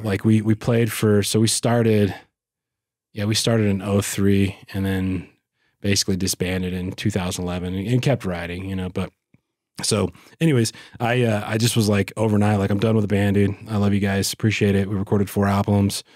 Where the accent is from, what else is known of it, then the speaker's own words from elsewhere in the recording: West Monroe, Louisiana, United States; moved away; I grew up in West Monroe, which is, like, northeast Louisiana